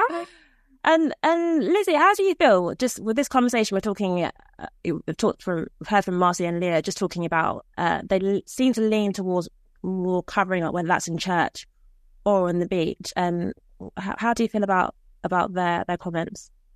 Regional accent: Nigeria; I'm from Nigeria

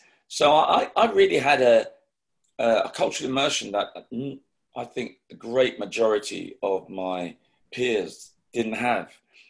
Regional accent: London, United Kingdom; being one of two children to Jamaican parents who came over in the Windrush generation in the 50s and settling in Islington, more of the southern part of Islington near King's Cross, Caledonia Road

